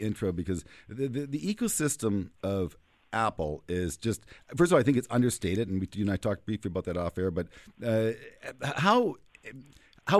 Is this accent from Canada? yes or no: yes; Canada; as a Canadian